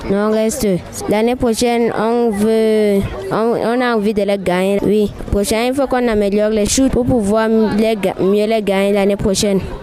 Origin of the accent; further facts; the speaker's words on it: Mayo-Danay, Far North, Cameroon; du département du Mayo d'Anaï.